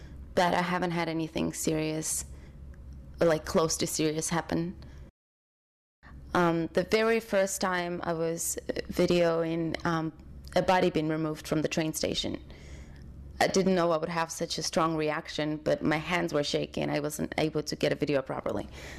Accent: London, United Kingdom; also born or lived in Ukraine / Oxford; now in New York, United States; I was born in Ukraine and grew up in London, Oxford first, then London, then I moved to LA, and then I moved to New York.

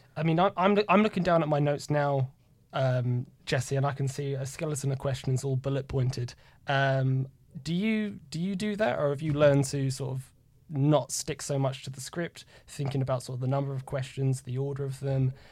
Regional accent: United Kingdom; being the Brit

